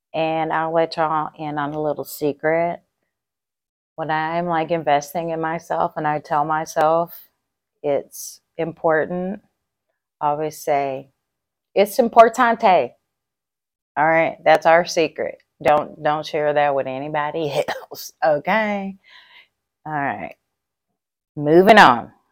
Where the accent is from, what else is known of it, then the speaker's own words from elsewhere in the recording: Texas, United States; I'm a Texan